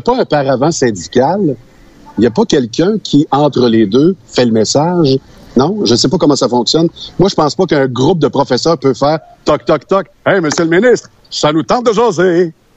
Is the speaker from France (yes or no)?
no; Sainte-Séraphine, Quebec, Canada; je suis euh, de Saint-Fortuna